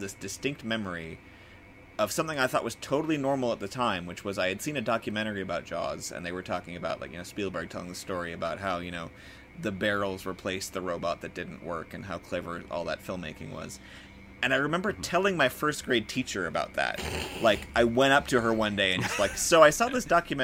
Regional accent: Bottineau, North Dakota, United States; born or raised there; also born or lived in Fargo, North Dakota

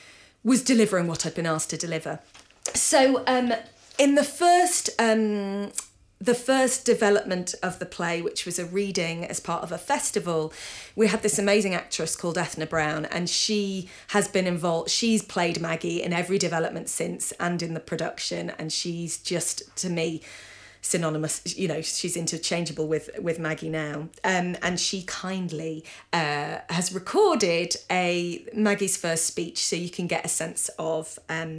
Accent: Yorkshire and the Humber, United Kingdom; now in Scotland, United Kingdom; I'm from Yorkshire, grew up in Yorkshire. But my playwriting career has all happened in Scotland.

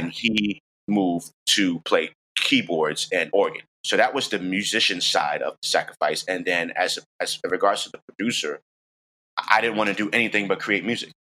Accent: New York City, New York, United States; I'm from the Bronx, I'm from New York.

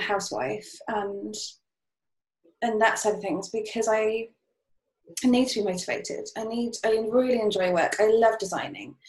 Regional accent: Cheltenham, South West England, United Kingdom; moved away as an adult; also born or lived in Bath / Witney; I was born in Cheltenham, went to Bath, that was it. Those two places where I had a whole load of friends and I was really comfortable.

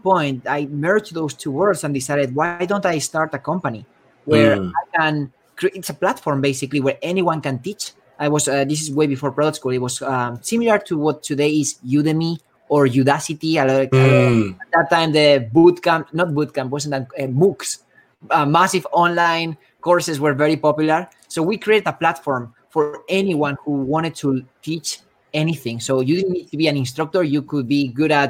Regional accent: Spain; moved away as an adult; also born or lived in Bay Area, United States; now in San Francisco Bay Area, United States; I'm originally from Spain.

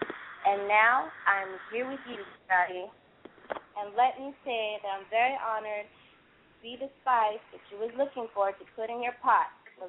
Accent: Tucson, Arizona, United States; also born or lived in Little Rock; now in San Diego, United States; I was born and raised in Tucson, Arizona

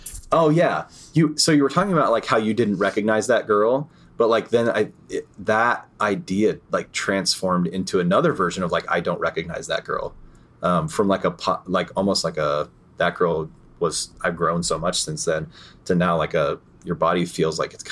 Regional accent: New York, United States; I'm from New York.

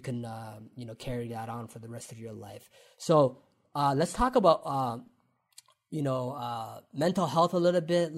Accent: London, Ontario, Canada; growing up in London, Ontario, and doing the come up show

